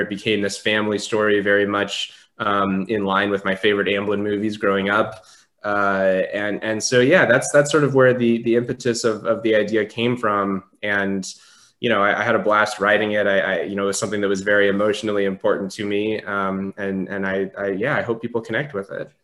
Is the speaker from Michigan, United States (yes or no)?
no; Southern California, United States; I grew up in Southern California